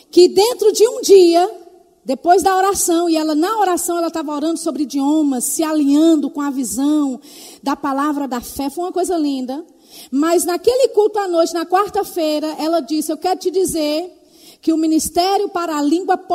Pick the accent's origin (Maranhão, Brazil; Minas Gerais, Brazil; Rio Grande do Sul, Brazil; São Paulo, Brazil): Minas Gerais, Brazil; Belo Horizonte; born there; É porque os meus pais são de Tapetinga, mas eu, eu nasci em BH.